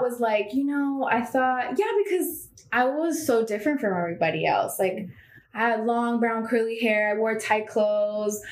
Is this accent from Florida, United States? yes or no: yes; Miami, Florida, United States; also born or lived in Bulgaria / New York; I grew up in Miami